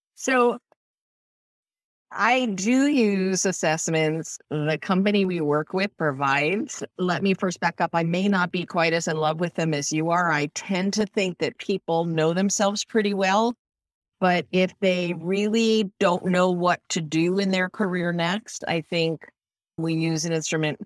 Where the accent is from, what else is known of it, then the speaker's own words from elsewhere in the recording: Northeast, United States; now in Tampa area, Florida, United States; I grew up in the Northeast